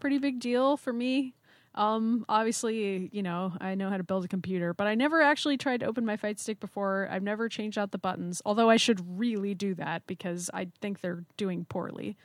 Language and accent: English; United States